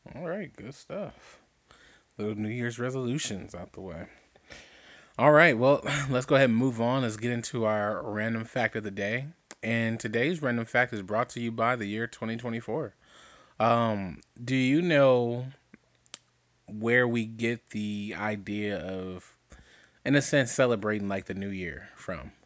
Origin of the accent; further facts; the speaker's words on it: Compton, California, United States; I was born in East Rancho Dominguez Hospital. That is no longer standing in Compton, California